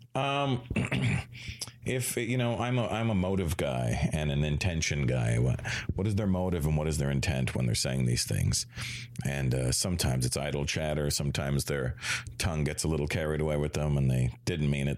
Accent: Toronto, Ontario, Canada; also born or lived in Brampton, Ontario; I was born in Toronto in 1970

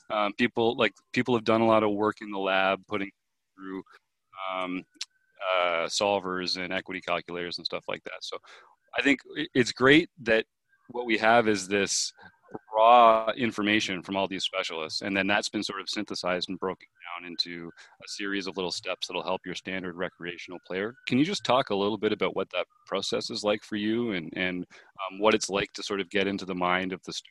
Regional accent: Canada

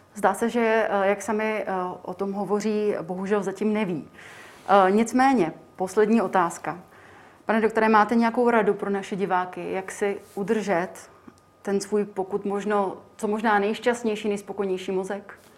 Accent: Czechia; my jako Češi

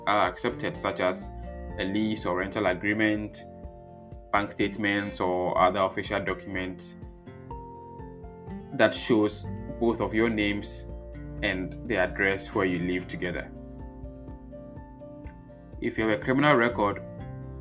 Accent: Ghana; now in Netherlands; I am a Ghanaian, presently living in the Netherlands

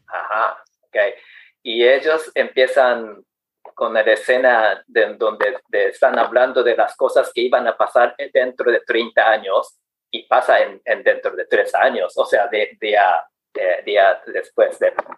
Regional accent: Japan; Spanish is a second language; soy japonés de 57 años, soltero

